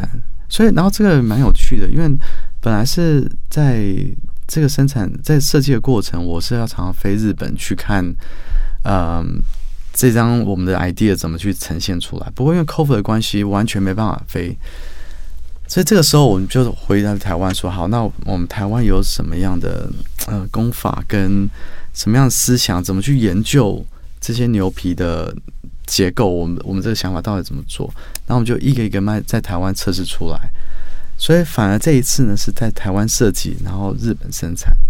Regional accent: New Zealand; also born or lived in Australia / Sweden / Japan / United States; now in Taiwan; 我从小是从纽西兰长大，然后再到澳洲、瑞典、日本、美国。所以那时候我回来台湾的时候

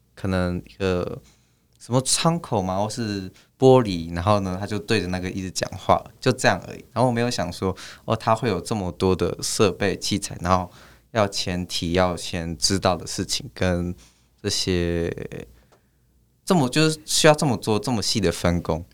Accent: Hsinchu, Taiwan; moved away as an adult; now in Kaohsiung, Taiwan; 因为我是新竹人，然后我，对，我是台湾人，然后我在新竹活了十八年

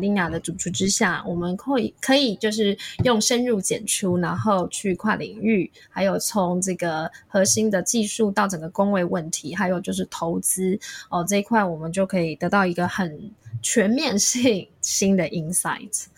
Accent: Taiwan; now in United States; 我们台湾人

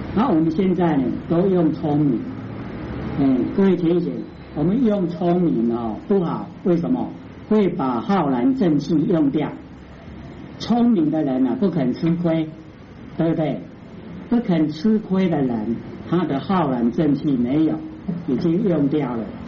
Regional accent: Taiwan; 我们台湾话都捆仙绳

